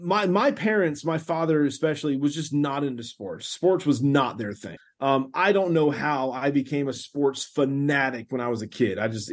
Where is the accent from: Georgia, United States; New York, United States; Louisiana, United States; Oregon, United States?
Georgia, United States; I'm from Georgia. I was born and raised in Georgia.